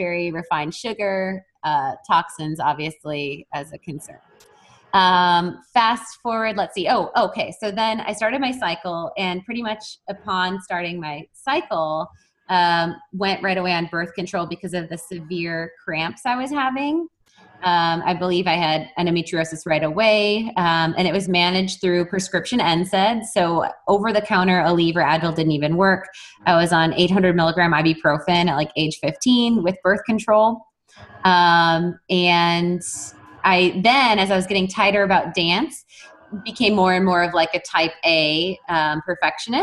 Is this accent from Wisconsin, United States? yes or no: yes; Wisconsin, United States; I'm from Wisconsin and a cold environment